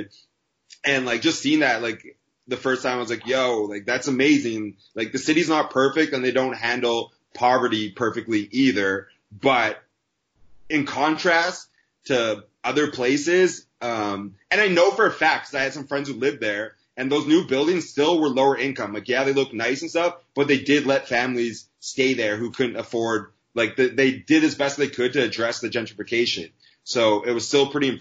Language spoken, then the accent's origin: English; Ontario, Canada; also born or lived in Detroit (family); being as Canadian, when I go home, like literally Detroit, there was like, my family's all from there. And when I go across the border, it's like 30 minutes away.